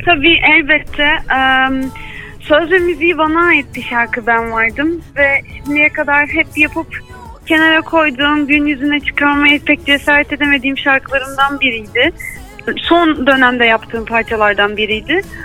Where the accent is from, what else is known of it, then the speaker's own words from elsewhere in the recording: İzmir, Turkey; ben İzmirliyim